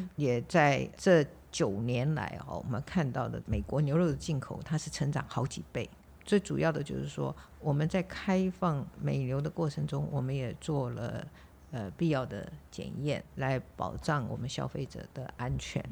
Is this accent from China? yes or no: no; Taiwan; 我们在台湾长大